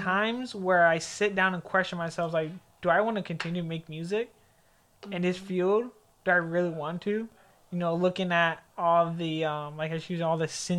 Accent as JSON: {"language": "English", "town": "Naples", "region": "Florida", "country": "United States", "said": "And I'm from Naples, Florida, so I've been around the water all my life. I'm a beach bum."}